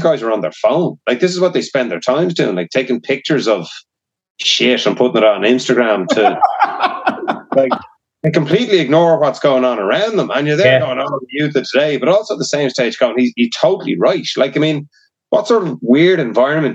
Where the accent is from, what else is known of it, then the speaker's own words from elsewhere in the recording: Ireland; being Irish